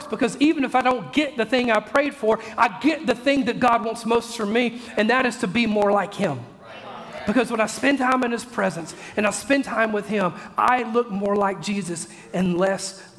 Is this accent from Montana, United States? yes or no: no; Mississippi, United States; I'm from Mississippi